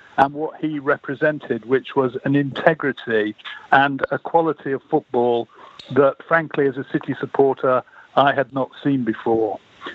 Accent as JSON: {"language": "English", "town": "Manchester", "region": "North West England", "country": "United Kingdom", "tie": "born or raised there", "said": "growing up in Manchester."}